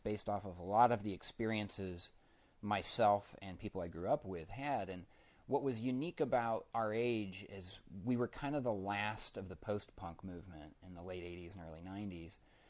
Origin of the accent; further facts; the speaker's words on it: Denver, Colorado, United States; I grew up in Denver. There's not a lot of arts and entertainment being promoted in the school systems there.